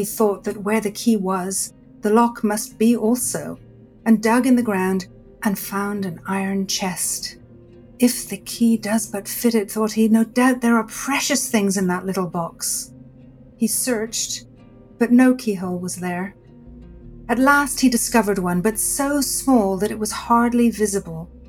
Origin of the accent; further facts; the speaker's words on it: Dublin, Leinster, Ireland; I was born in Dublin, Ireland, and I grew up in a culture where storytelling was really the way people speak.